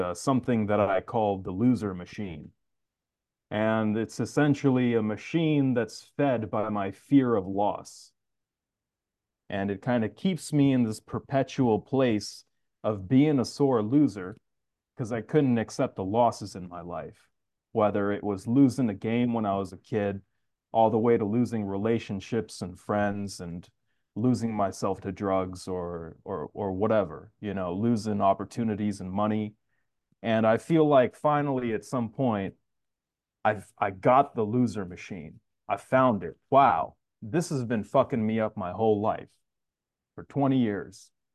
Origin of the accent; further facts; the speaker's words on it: New York City, New York, United States; I'm actually from Queens